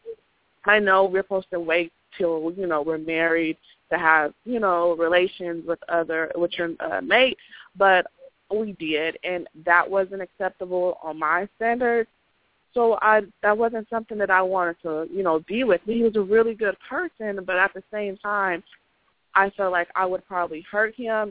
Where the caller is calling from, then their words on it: Dallas, Texas, United States; I'm calling from Dallas